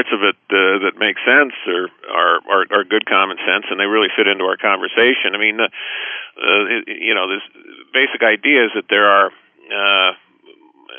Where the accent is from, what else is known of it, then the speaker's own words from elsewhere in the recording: Los Angeles, California, United States; I grew up in Los Angeles